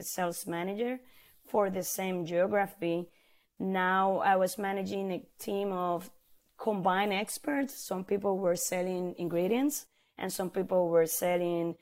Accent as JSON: {"language": "English", "country": "Puerto Rico", "tie": "born or raised there", "moved": "as an adult", "lives_now": "Florida, United States", "said": "I was born in Puerto Rico, and growing up in the island"}